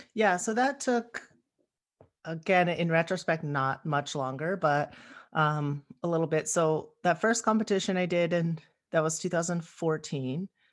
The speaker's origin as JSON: {"language": "English", "town": "Palmdale", "region": "California", "country": "United States", "tie": "born or raised there", "said": "I grew up in Palmdale, which is in it's technically in LA County"}